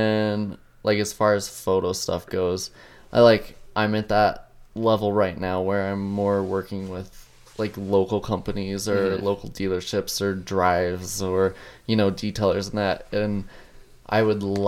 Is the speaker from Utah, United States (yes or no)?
yes; Nephi, Utah, United States; I was raised in Nephi. It's a little small 5,000 person town.